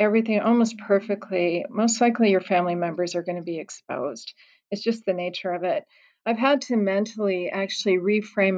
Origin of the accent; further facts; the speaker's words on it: Colorado, United States; moved away; my home state of Colorado